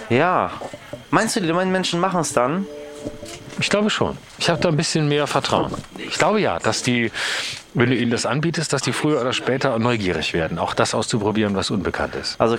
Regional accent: Lörrach, Baden-Württemberg, Germany; bei mir auch, wo ich herkomme aus Lörrach, da war das natürlich auch so, dass die meisten ein Auto brauchten

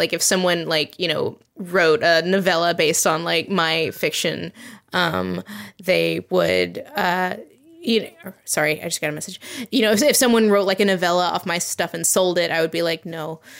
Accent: the South, United States; like what I grew up with is in the South, there's this thing called Jack Tales.

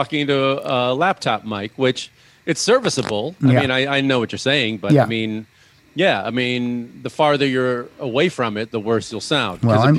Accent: Illinois, United States; moved away; when I was growing up in Illinois

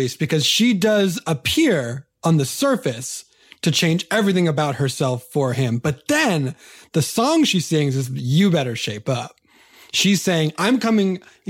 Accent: California, United States; Okay. You and I are both California kids.

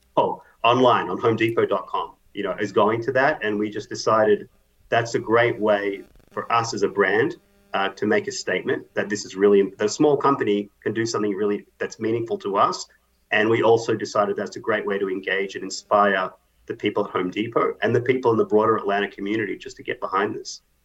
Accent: Australia; moved away; I'm Australian

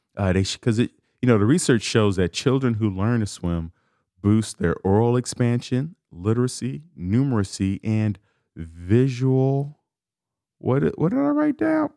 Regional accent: Chicago, Illinois, United States; I'm from Chicago. I grew up a l, a block from the lake, from Lake Michigan

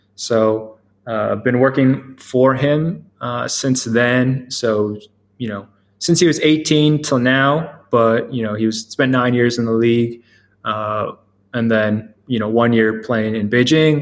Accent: the DMV area, Maryland, United States; also born or lived in Boston; I grew up in the Maryland area, the DMV area

